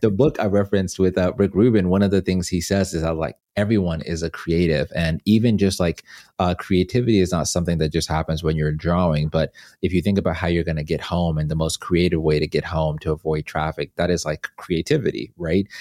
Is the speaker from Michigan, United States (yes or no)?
no; Atlanta, Georgia, United States; moved away as an adult; also born or lived in Zimbabwe; now in Los Angeles, United States; About sixteen of those years were spent in Atlanta